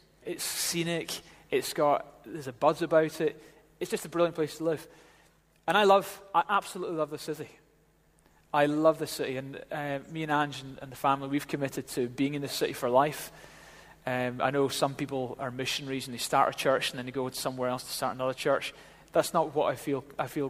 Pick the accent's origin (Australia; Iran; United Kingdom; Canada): United Kingdom; Glasgow, Scotland; now in Edinburgh, United Kingdom; Edinburgh, you know, I came from Glasgow, I'm a Ouija. And in Glasgow, they say, come in and have your tea.